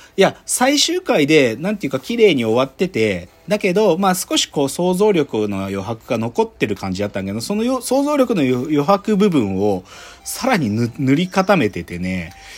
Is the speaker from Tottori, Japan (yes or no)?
no; Gunma, Japan; 僕群馬県出身